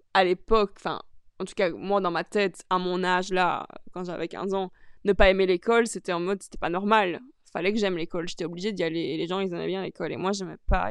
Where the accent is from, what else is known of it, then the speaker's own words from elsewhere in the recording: Charleroi, Wallonia, Belgium; now in Brussels, Belgium; Je suis née à Charleroi.